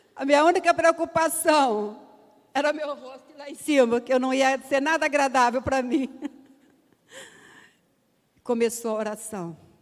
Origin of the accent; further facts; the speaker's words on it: Minas Gerais, Brazil; Eu sou mineira